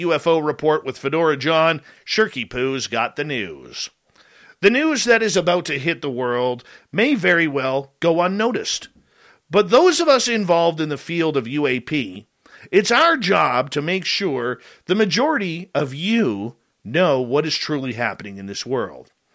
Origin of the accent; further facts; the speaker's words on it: Canada; we're the Canadian content here